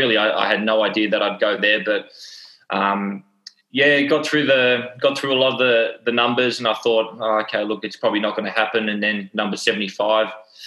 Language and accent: English; Melbourne, Victoria, Australia; also born or lived in New Zealand; I was born in New Zealand. So grew up there for 2 years and, you know, the family thought it was a good idea to move out to Australia and grew up in southeast Melbourne. Dandenong